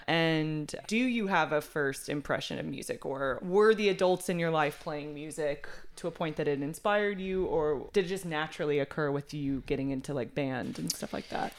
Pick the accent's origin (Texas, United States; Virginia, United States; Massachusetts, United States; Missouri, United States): Texas, United States; also born or lived in Seattle, Washington; I'm from Texas originally. I went to Seattle for school, or you know, oh. like Washington. So, you know, big jump out of Texas, but I came back to Texas and I loved it. It's home.